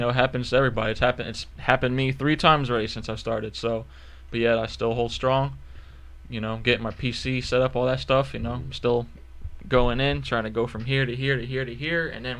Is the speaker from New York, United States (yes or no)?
yes; New York, United States; I grew up in New York, which literally just getting food and keeping the lights on was hard